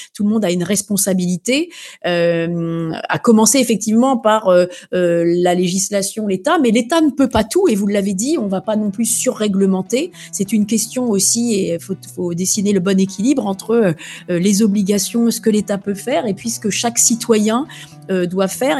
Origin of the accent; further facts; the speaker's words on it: France; chez nous en France